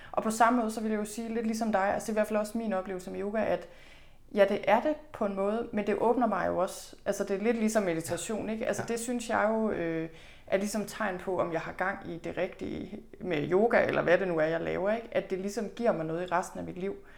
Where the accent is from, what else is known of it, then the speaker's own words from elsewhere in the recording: Thy, North Denmark Region, Denmark; moved away; Jeg er selv født og opvokset i Thy. Det ligger i Nordvestjylland